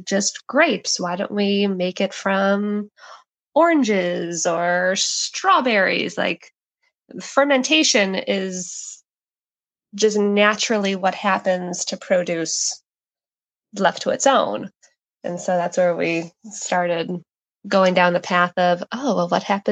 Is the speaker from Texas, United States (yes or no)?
no; Chicago, Illinois, United States; moved away as an adult; now in San Diego, United States; I grew up in Chicago, but I've been out here in San Diego for just about the past 10 years